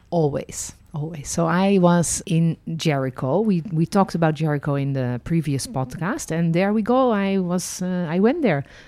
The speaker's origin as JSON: {"language": "English", "country": "Netherlands", "tie": "born or raised there", "also_born_or_lived": "France", "moved": "yes", "lives_now": "Israel", "said": "I was born in Holland"}